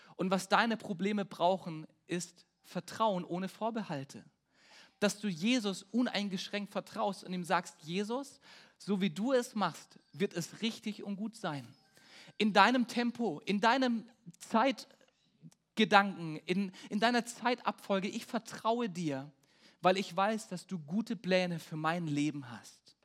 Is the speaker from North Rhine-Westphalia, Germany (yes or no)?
no; Peine, Lower Saxony, Germany; Bei uns in Peine haben wir so einen Spruch, der heißt Stahl und Stärke. Äh, Stahl und Herke ist Peines Stärke. Also Herke ist unser Regionalbier.